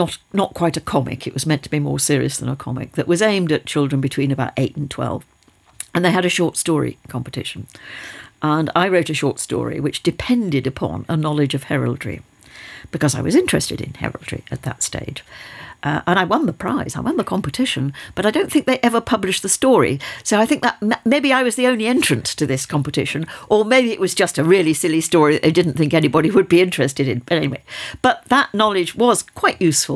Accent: United Kingdom; we were living in a village where there had been an airfield, a wartime airfield. There were the relics of the airfield all around one. There were people who were still living in Nissen huts, which were there as temporary accommodation because they'd been bombed out of places nearby Teesside

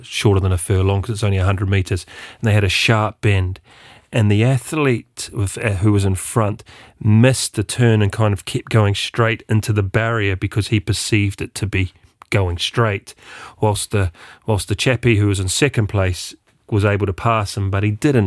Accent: New Zealand; being a Kiwi

